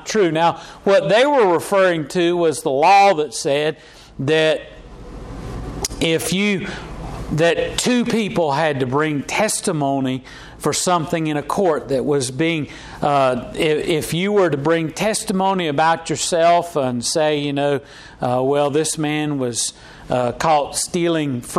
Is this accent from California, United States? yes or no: no; Charlotte, North Carolina, United States; I was born in Charlotte, North Carolina, and my daddy's from Lenore, North Carolina. My mama's from Gastonia, North Carolina.